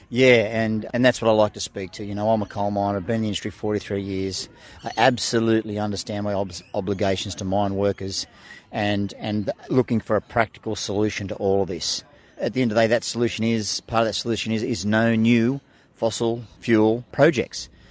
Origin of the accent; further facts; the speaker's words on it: Illawarra, New South Wales, Australia; I grew up in Illawarra, and as a kid, surfing on those beaches